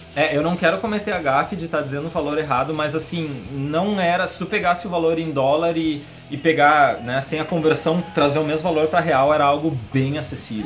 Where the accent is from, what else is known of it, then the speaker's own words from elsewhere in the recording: Brazil; na verdade eu sou do Brasil.